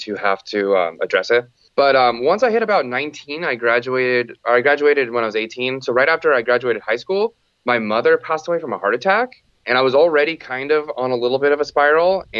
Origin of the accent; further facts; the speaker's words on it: Santa Cruz, California, United States; I'm from Santa Cruz, California. I was born and raised here